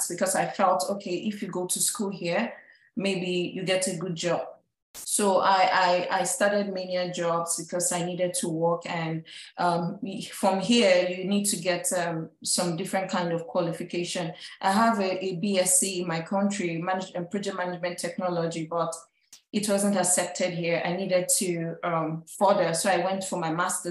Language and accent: English; Nigeria; moved away as an adult; now in United States; I'm an immigrant from Nigeria